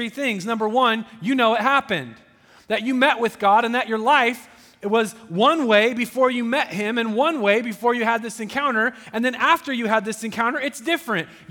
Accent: Southern Oregon, United States; I grew up in Southern Oregon

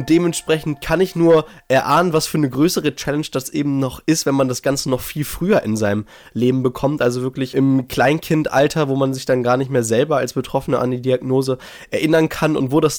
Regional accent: Herford, North Rhine-Westphalia, Germany; Genau, also hier in Herford, in meiner Heimat in Ostwestfalen, Nordrhein-Westfalen, so ein bisschen nördlicher in Deutschland.

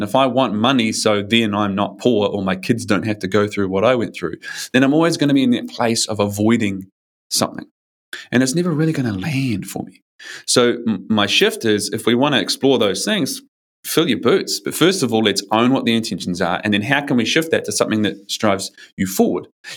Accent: New Zealand; now in Australia; I'm from New Zealand. I usually live in Australia, but I'm in New Zealand now.

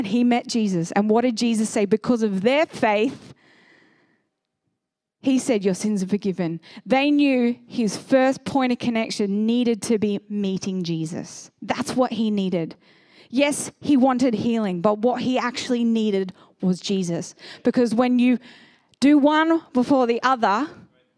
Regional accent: Sydney, New South Wales, Australia; moved away as an adult; now in Seaton, Australia; I grew up in Northern Beaches

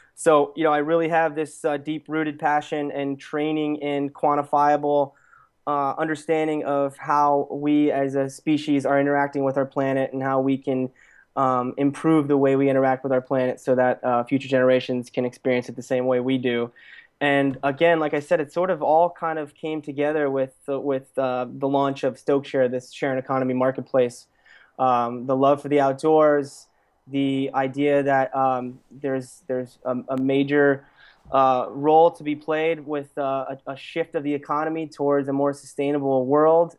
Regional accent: Lehigh Valley, Pennsylvania, United States; moved away as an adult; now in Los Angeles, United States; I originally grew up in, in Pennsylvania in a place called the Lehigh Valley

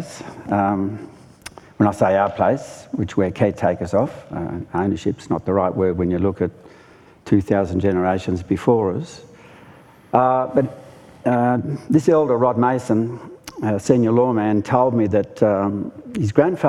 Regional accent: Monaro region, New South Wales, Australia; I come from the Monaro region of near the Snowy Mountains, high tableland, very cold

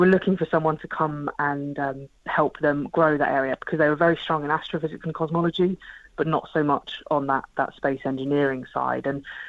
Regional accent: Portsmouth, South East England, United Kingdom; So then in terms of Portsmouth, so I'm originally from Portsmouth, so it's my hometown, very, very proud of it.

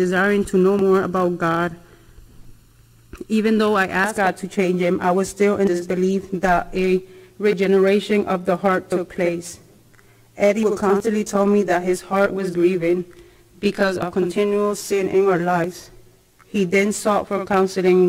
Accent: Puerto Rico; I was born in Puerto Rico.

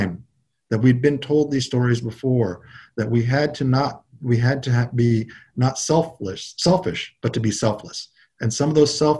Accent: United States; I grew up on the Big River fishing for my grandfather, and we were a mixture of folks who were from the Yakima and Warm Springs who all fished both on the Oregon and Washington side

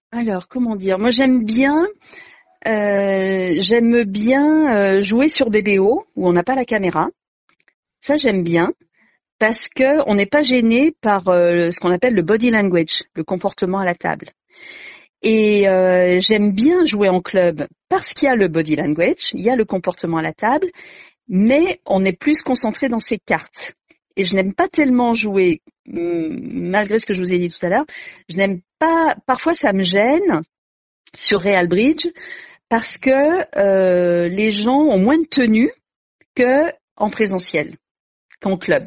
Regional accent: Grenoble, Auvergne-Rhône-Alpes, France; moi je suis grenobloise

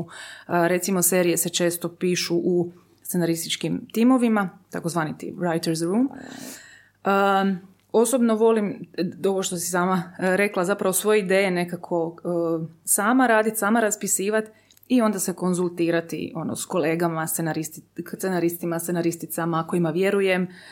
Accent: Zadar, Split-Dalmatia County, Croatia; ja sam odrasla u Zadru, Splitu

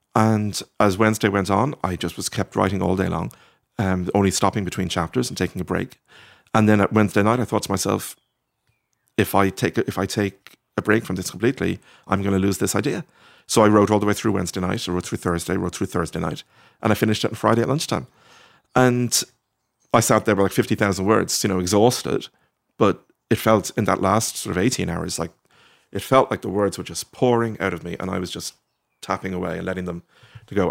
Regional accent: Ireland; also born or lived in Norwich, England; it was quite nice being Irish there

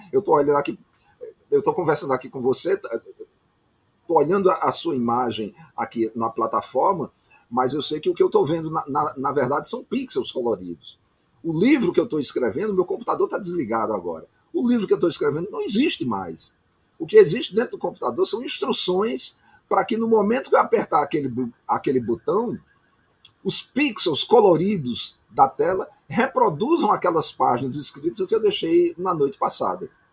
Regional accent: Campina Grande, Paraíba, Brazil; moved away as an adult; now in Rio de Janeiro, Brazil; Eu sou um paraibano que mora no Rio de Janeiro há 40 anos. Eu já estou há tanto tempo no Rio que eu já poderia é, transferir a minha cidadania, porque eu já morei mais tempo no Rio de Janeiro do que em Campina Grande, que é a minha cidade natal.

